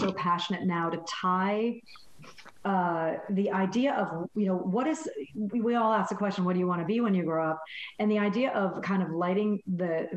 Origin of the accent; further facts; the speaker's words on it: Connecticut, United States; I grew up in Connecticut. I'm from New England